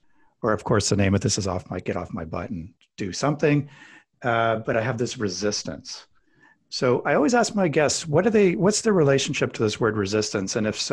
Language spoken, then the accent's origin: English; Alberta, Canada; I'm kind of a meat and potatoes guy. I grew up in Alberta, Canada